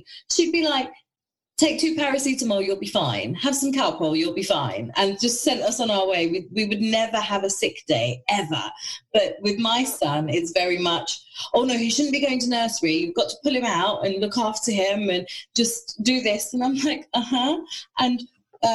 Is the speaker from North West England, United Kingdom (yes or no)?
no; London, United Kingdom; I'm a Londoner, and all my friends and family are in London